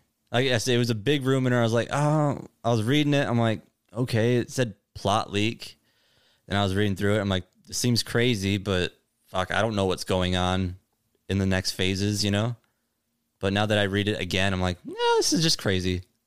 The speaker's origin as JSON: {"language": "English", "region": "Wisconsin", "country": "United States", "said": "I'm from Wisconsin."}